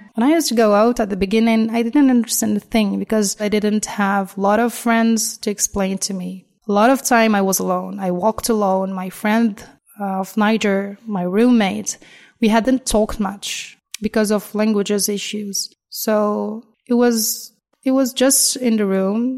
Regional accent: Nairobi, Kenya; moved away as an adult; also born or lived in Kakamega, Kenya; now in Algiers, Algeria; I come from Kenya I was born in the west of Kenya. It's called Kakamega. It's a village. But I grew up in the capital city of Kenya, Nairobi

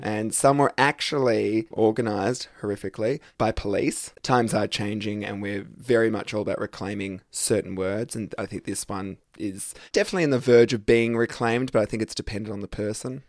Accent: Australia; our homophobic Aussie forefathers

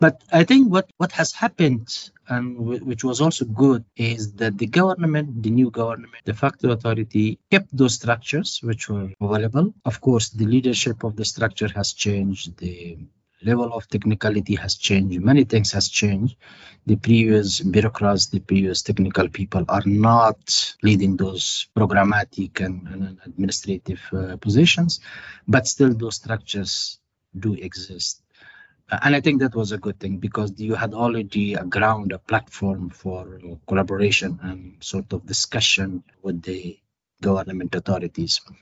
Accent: Afghanistan; also born or lived in Kabul / Jalalabad / Europe; I'm an Afghan. I was born in Afghanistan. I lived all throughout this ups and downs of the last 40 years

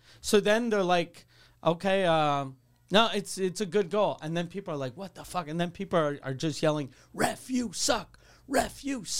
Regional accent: Canada; Then I'm a Canadian, but I don't care.

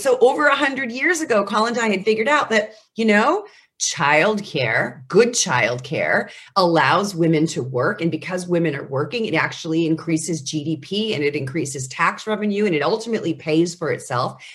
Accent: United States; as an American

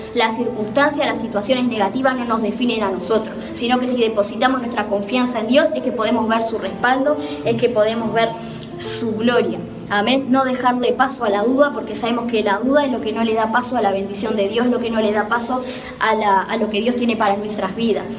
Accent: Montevideo, Uruguay; soy de Montevideo, Uruguay

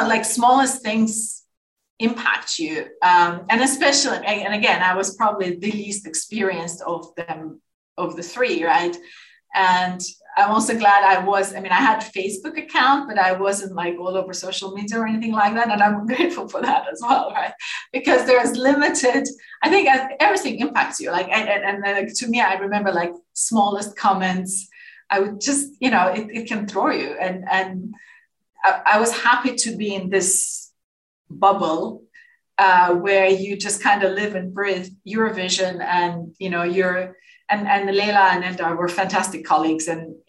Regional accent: Azerbaijan; also born or lived in Moscow, Russia; now in Copenhagen, Denmark; my home country

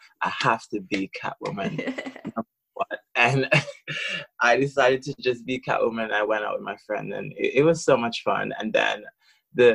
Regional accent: Birmingham, West Midlands, United Kingdom; So I'm from Birmingham. I'm a local queen in Birmingham and I've done drag for over a year.

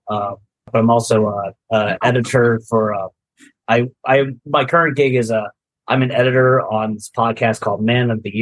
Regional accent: New Jersey, United States; I was born in South Jersey.

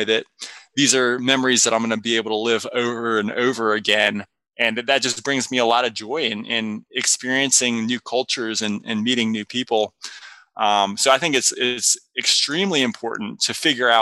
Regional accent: North Carolina, United States; I grew up in North Carolina

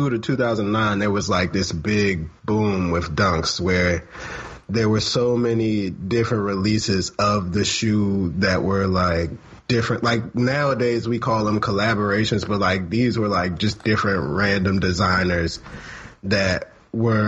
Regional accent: Capitol Heights, Maryland, United States; I'm from Capitol Heights

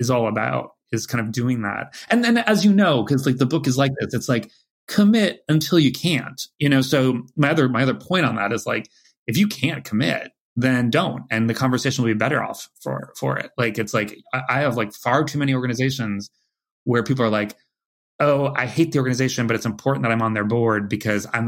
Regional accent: California, United States; moved away as an adult; now in New York, United States; I'm a wuss from California

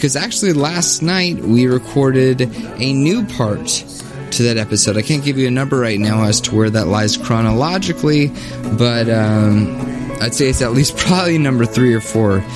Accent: the American South, United States; I as an American in the South

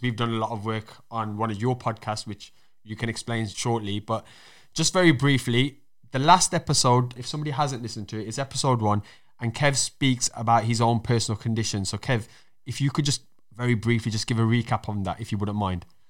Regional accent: Wolverhampton, West Midlands, United Kingdom; accent: Black Country, Wolverhampton; my accent kind of falls under black country 'cause that's where I was born, but also I got a Wolverhampton accent as well.

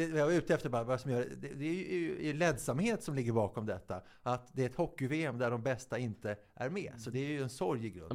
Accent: Viksjö, Stockholm County, Sweden; på Viksjö där jag är uppväxt

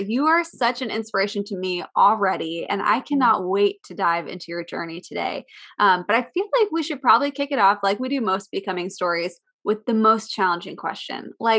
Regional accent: Clarion, Pennsylvania, United States; I grew up in Clarion. Yeah. I grew up in Clarion, Pennsylvania.

